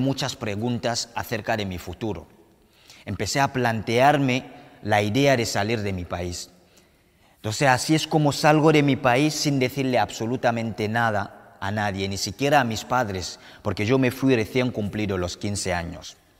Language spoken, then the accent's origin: Spanish; Cameroon; now in Spain; Yo soy de Camerún, un país situado en el corazón del continente africano.